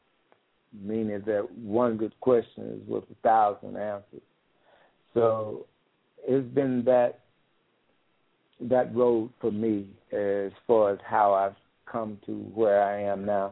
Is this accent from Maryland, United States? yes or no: no; Nashville, Tennessee, United States; moved away as an adult; born and raised in Nashville, Tennessee, left there quite a few years ago and started traveling all the way around the world.